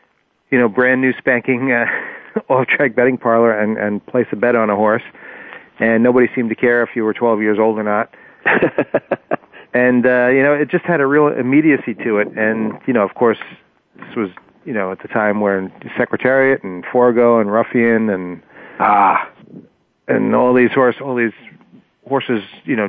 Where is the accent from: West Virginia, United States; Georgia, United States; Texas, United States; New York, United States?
New York, United States; New York City; Well, I grew up on the Upper West Side of Manhattan, and it was kind of a magical time.